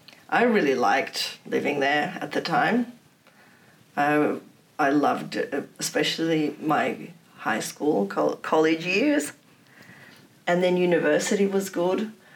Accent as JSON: {"language": "English", "country": "Poland", "lives_now": "Australia", "said": "I said that I'm not giving up my Polish citizenship because I'm not Australian and I'm never going to be Australian."}